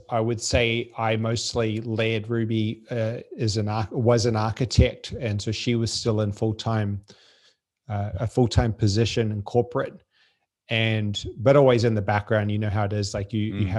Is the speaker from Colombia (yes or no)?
no; French Polynesia; born there; I was born in Tahiti. They lived on a, a boat at the time.